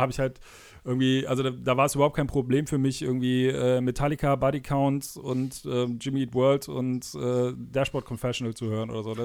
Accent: Cologne area, North Rhine-Westphalia, Germany; ich bin ja aus der Kölner Ecke

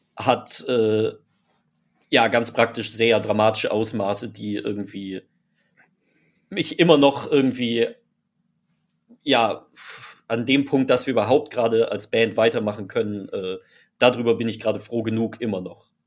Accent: Freiburg, Baden-Württemberg, Germany; Wir kommen aus Freiburg, sind dort aufgewachsen, sprich, wir sind äh, quasi an der Grenze zu Frankreich aufgewachsen

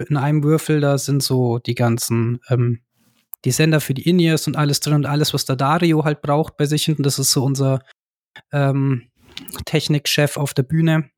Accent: Ammersee, Bavaria, Germany; also born or lived in Nuremberg; wir sind ja ursprünglich aus Nürnberg, beziehungsweise ich sogar vom Ammersee. Ich wohne jetzt auch hier in der Gegend eben.

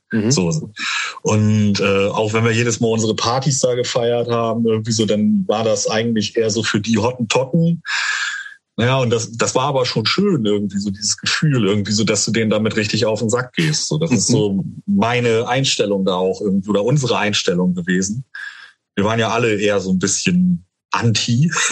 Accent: Dörverden, Lower Saxony, Germany; Also ich, ich komme ja ursprünglich aus, aus Dörferden-Barme

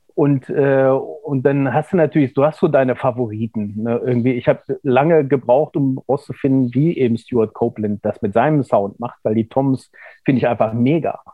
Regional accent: Göttingen, Lower Saxony, Germany; also born or lived in Kassel; ich bin zwar in Kassel geboren, aber ich bin in Göttingen aufgewachsen.

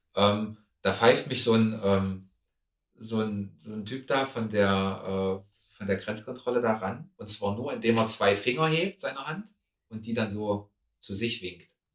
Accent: Germany; ich komme aus Deutschland, ähm, aus Europa.

